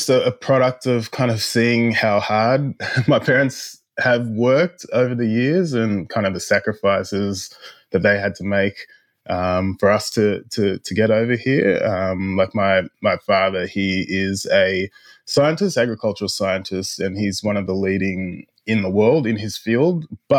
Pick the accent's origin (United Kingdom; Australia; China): Australia; Dubbo, New South Wales; also born or lived in Ghana / Canada; I was born in Ghana in West Africa, and then when I was a baby, we moved to Canada, then came to Australia when I was about 7 years old.